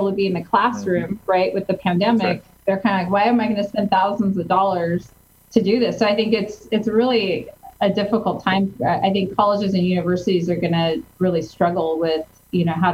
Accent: Santa Maria, California, United States; now in Orange County, United States; I grew up in Santa Maria, the Central Coast.

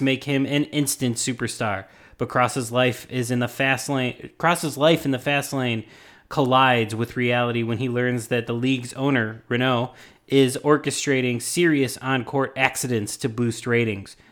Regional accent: Chicago, Illinois, United States; I'm from Chicago and we don't know how to do French accents

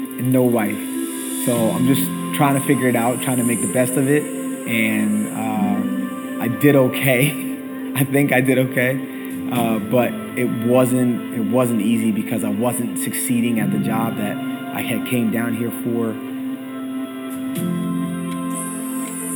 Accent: New Jersey, United States; moved away; I grew up in New Jersey

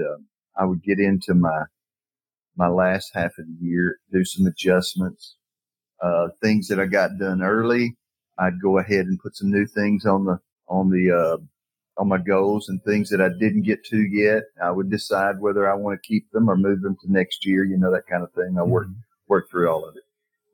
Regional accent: Decatur, Alabama, United States; Point Mallard is in Decatur, Alabama. Yes. That is my hometown.

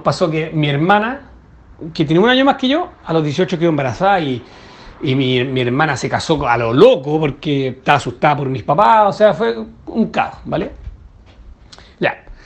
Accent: Chile; soy de Chile

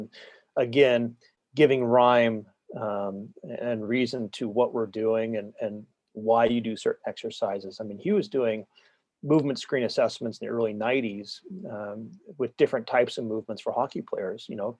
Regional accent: Northwest, United States; You know, I'm from the Northwest. I'm a recreational skier.

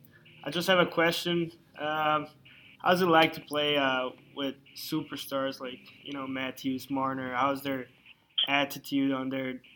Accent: Switzerland; I'm from Switzerland

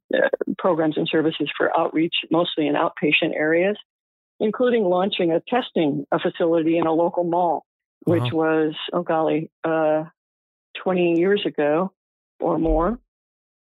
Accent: Illinois, United States; moved away as an adult; also born or lived in Iowa; now in Palm Springs, United States; I was born and raised in Iowa and grew up in Illinois, went to school there

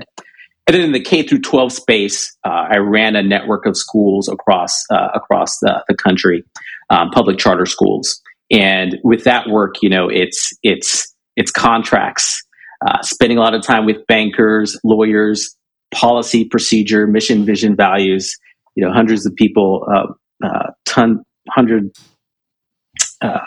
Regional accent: Southern California, United States; also born or lived in Jamaica / Michigan; Second stop was Southern California. And that's where I grew up

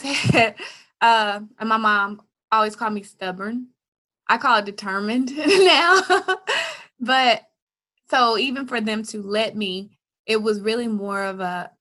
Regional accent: Jackson, Tennessee, United States; moved away as an adult; also born or lived in Memphis, Tennessee; I moved from Jackson, Tennessee to Memphis, Tennessee to go to college

